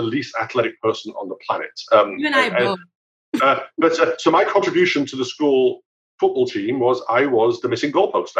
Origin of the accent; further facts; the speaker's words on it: United Kingdom; now in United States; I grew up in the UK, as you can probably pick up from my accent.